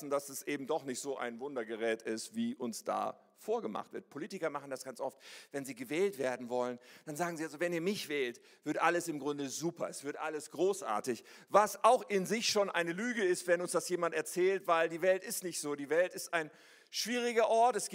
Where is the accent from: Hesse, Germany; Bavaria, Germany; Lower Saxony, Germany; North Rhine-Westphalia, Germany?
North Rhine-Westphalia, Germany; Ennepetal; ich bin aufgewachsen in Ennepetal, das kennt ihr wahrscheinlich nicht, aber wie das Wort schon sagt, ist es da ein Tal und da gibt es auch Berge. Und da gibt es einen Stadtteil, der heißt Rüggeberg. Ennepetal, Rüggeberg. Rüggeberg liegt da oben, wir wohnten da unten.